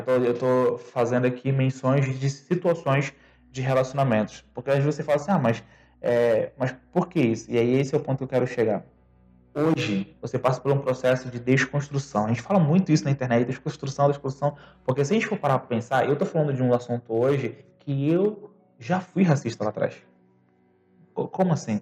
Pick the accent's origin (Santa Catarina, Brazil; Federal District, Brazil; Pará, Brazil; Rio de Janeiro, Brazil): Pará, Brazil; Belém; moved away as an adult; now in Campinas, Brazil; sou de Belém do Pará